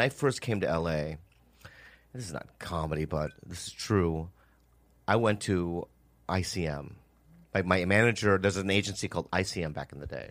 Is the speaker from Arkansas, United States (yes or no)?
no; Edina, Minnesota, United States; moved away; I grew up in Minnesota for, like, eight years. And I was, like, the only Asian kid